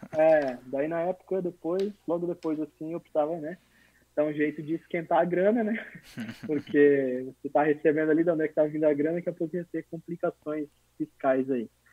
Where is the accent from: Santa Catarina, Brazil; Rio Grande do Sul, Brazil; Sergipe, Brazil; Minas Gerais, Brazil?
Santa Catarina, Brazil; São Ludgero; also born or lived in Blumenau / São Paulo; Eu sou, na verdade, natural do interior de Santa Catarina, do sul, numa cidadezinha chamada São Ludgero, de mais ou menos 10 mil habitantes. E a minha família veio para Blumenau em 1994